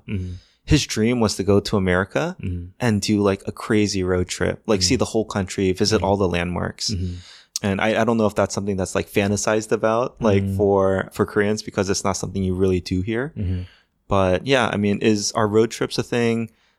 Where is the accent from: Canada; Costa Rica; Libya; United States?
United States; East Coast; Especially growing up in the East Coast.